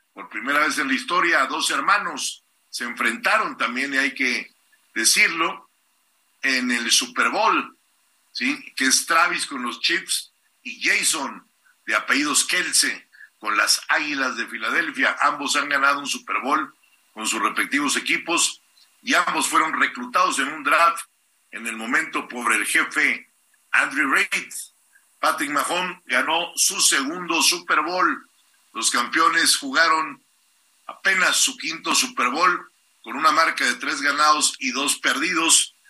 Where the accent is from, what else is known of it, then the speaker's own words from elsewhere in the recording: Mexico City, Mexico; Tlalpan es mi tierra